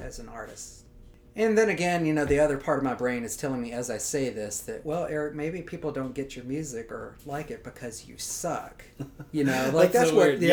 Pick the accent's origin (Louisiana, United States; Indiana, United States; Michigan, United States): Louisiana, United States; I grew up in Louisiana. I went to LSU